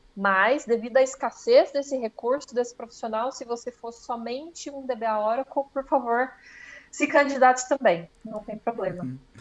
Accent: Campinas, São Paulo, Brazil; moved away as an adult; now in Germany; sou de Campinas

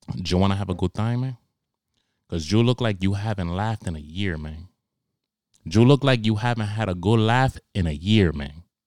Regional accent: New York, United States; I grew up in Harlem

